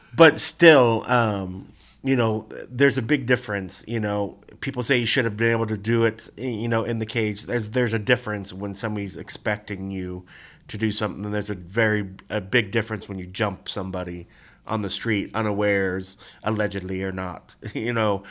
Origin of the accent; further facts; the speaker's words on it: Gahanna, Ohio, United States; moved away as an adult; also born or lived in Columbus, Ohio; now in Las Vegas, United States; the pizza place, uh, in my hometown in Gahanna where we used to go every Friday